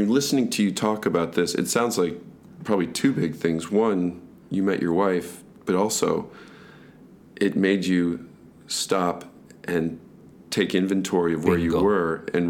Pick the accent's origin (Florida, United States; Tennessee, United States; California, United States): California, United States; we grew up in Southern California, so we learned more of a Mexican Spanish.